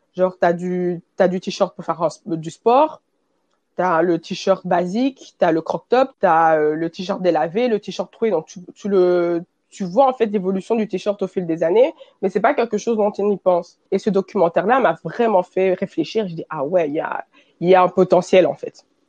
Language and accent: French; Belgium; je suis née et j'ai grandi en Belgique. Et je suis d'origine congolaise